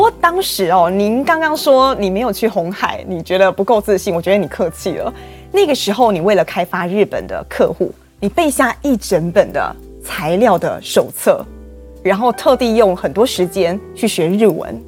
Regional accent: Taiwan; 我们台湾人

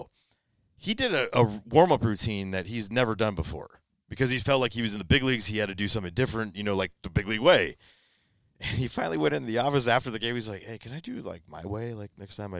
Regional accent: the Bay Area, California, United States; growing up in the Bay Area

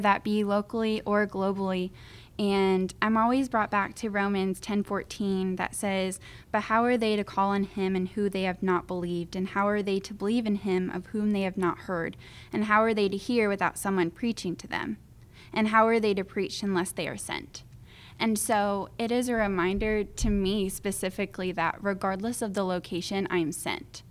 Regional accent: Crystal River, Florida, United States; I'm from Crystal River, Florida

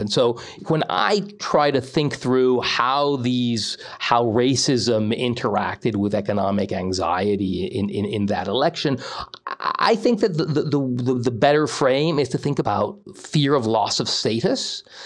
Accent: Mexico; moved away as an adult; now in United States; I grew up most of my childhood in Mexico all the way through university

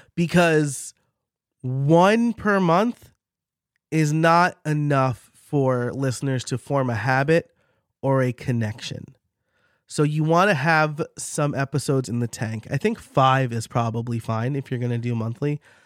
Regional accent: New York, United States; accent: New York; my New York accent

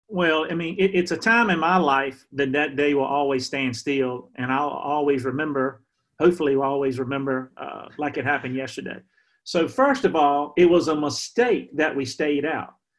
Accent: Emporia, Virginia, United States; here in my hometown in Emporia

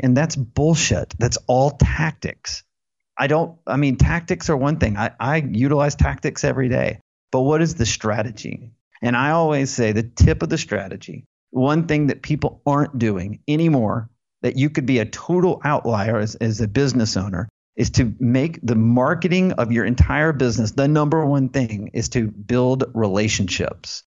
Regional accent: Alabama, United States; I was born in Alabama, went to the University of Alabama

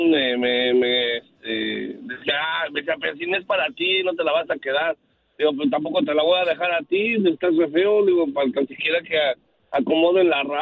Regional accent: Michoacán, Mexico; Oh, pues que como somos de Michoacán, pues

